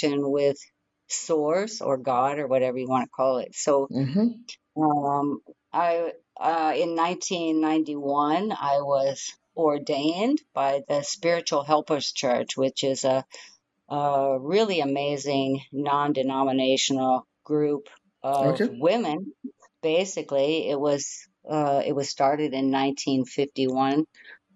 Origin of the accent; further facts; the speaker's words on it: Midwest, United States; grew up in the Midwest and didn't like school very much.